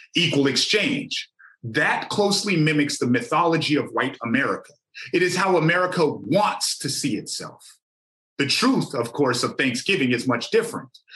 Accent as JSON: {"language": "English", "area": "Amskapi Pikuni Nation", "region": "Montana", "country": "United States", "said": "I come from the Amstapi Pekani Nation."}